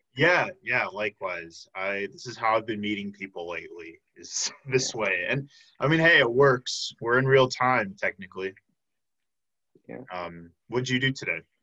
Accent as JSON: {"language": "English", "area": "outside of Chicago", "region": "Illinois", "country": "United States", "tie": "born or raised there", "moved": "as an adult", "lives_now": "Milwaukee, United States", "said": "I grew up outside of Chicago, came to Milwaukee six years ago for UWM"}